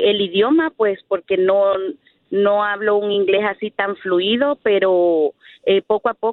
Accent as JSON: {"language": "Spanish", "country": "Honduras", "moved": "yes", "lives_now": "Tracy, United States", "said": "venimos de Honduras a Estados"}